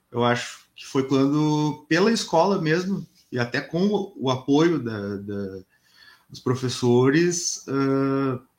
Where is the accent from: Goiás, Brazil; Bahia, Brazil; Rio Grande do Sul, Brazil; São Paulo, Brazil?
Rio Grande do Sul, Brazil; Porto Alegre; born there; E eu nasci em Porto Alegre, mas ah, a minha família é de uma cidade aqui perto, que é uma cidade chamada Tapes, que é uma cidade do interior uh, no Rio Grande do Sul